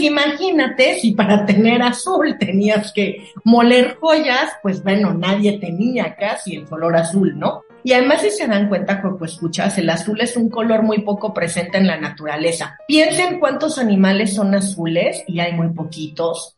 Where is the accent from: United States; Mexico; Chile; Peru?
Mexico; nosotros como mexicanos